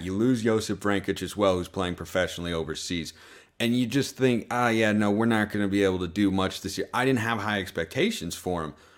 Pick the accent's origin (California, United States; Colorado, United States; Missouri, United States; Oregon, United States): Oregon, United States; Lake Oswego; moved away as an adult; now in Utah, United States; I grew up in Oregon, you know, in Lake Oswego, just south of Portland, so that's where, like, home, home is.